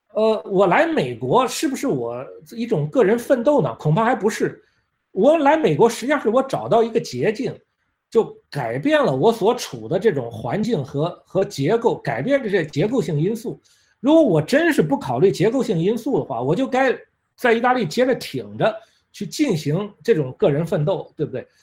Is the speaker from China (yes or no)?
yes; China; moved away as an adult; also born or lived in Italy; now in United States; 作为一个中国人